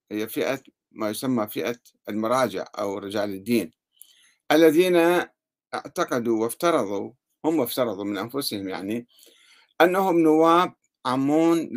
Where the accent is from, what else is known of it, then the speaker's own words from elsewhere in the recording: Yemen; عندنا في اليمن أيضا هناك جمهورية يمنية يؤمن بها الزيدية عموما